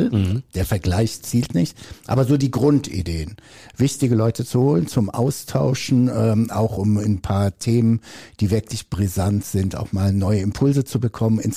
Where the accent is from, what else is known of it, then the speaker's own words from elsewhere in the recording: North Rhine-Westphalia, Germany; also born or lived in Brazil; now in Ravensburg, Germany; Einmal, ich bin ja auch zugereist Geschwister. Äh, ich bin aus dem Ruhrgebiet oder aus Brasilien, je nachdem, wie man sehen möchte. Ähm, ich komme also nach Ravensburg, Oberschwaben und so weiter